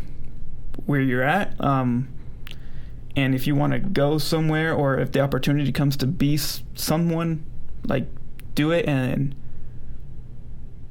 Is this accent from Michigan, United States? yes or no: no; San Bernardino, California, United States; also born or lived in Los Angeles, California / Brighton, Colorado; now in Colorado, United States; Born in L.A., and then I lived in San Bernardino or Colton area